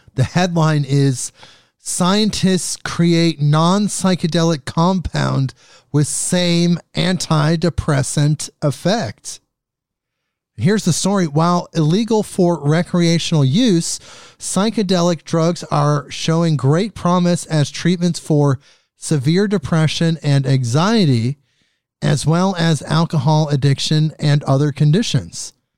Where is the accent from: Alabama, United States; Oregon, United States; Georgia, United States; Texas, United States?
Oregon, United States; my home state here, Oregon.